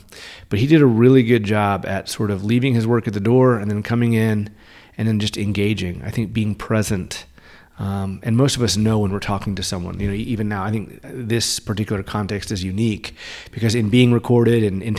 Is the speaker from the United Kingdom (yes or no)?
no; Spain; born there; And I was born in Spain. My dad was working at a Navy base over there. And we moved around a lot.